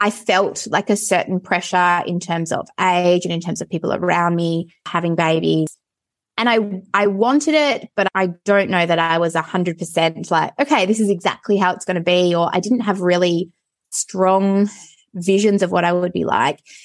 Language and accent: English; Perth, Western Australia, Australia; I grew up in Perth in suburbia